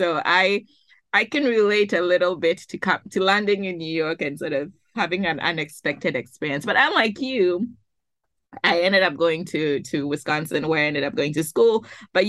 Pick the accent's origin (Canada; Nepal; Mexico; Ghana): Ghana; now in United States; Just like you, I came from Ghana too, and went to, I I ended up in my schools. I ended up in the Midwest too.